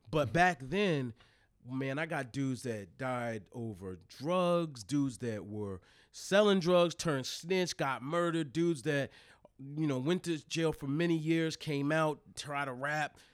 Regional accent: Newark, Delaware, United States; also born or lived in Wilmington, Delaware; born in Wilmington, raised in Newark.

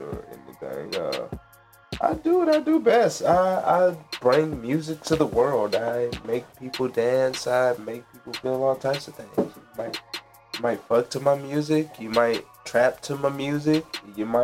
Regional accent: Marietta, Georgia, United States; also born or lived in Fort Gordon, Richmond County, Georgia; I grew up in Marietta, man. That's where I'm from.

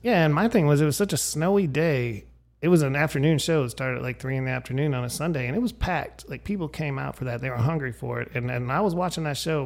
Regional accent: Erie, Pennsylvania, United States; my hometown of Erie, Pennsylvania

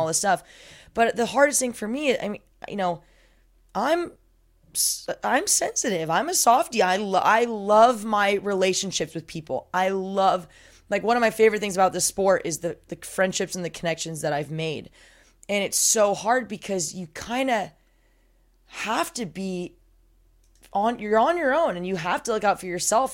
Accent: Southern California, United States; also born or lived in San Diego; I'm from Southern California, but I was commuting from San Diego

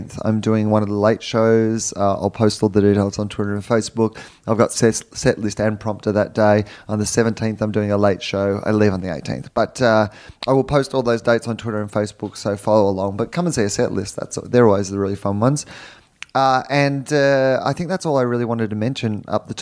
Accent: Australia; moved away as an adult; now in Los Angeles, United States; I'm an Australian

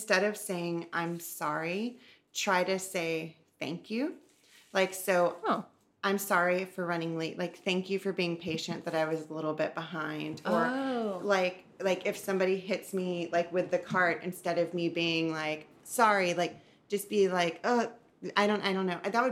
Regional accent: the South, United States; growing up in the South

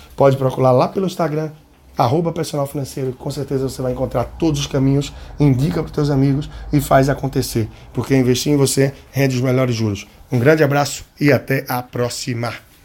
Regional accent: Recife, Pernambuco, Brazil; aqui da minha terra, Recife

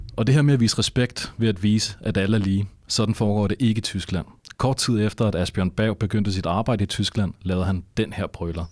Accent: Denmark

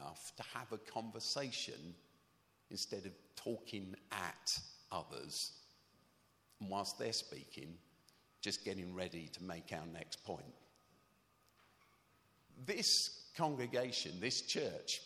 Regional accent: London, United Kingdom; When I was a kid, I grew up in South Norwood, South Norwood, Croydon.

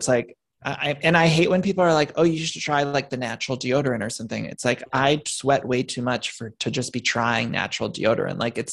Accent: Midwest, United States; moved away; I'm from the Midwest too

